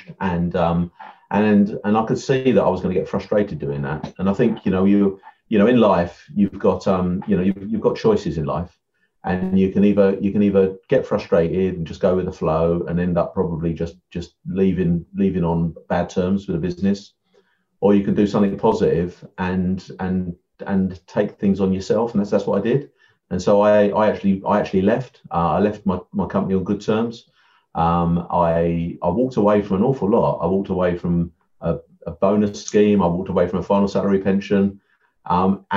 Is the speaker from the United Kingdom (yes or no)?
yes; Essex, East of England, United Kingdom; also born or lived in Yorkshire; I'm from Essex. I'm Essex man, as they say. So, I grew up in sort of Southend and sort of Colchester areas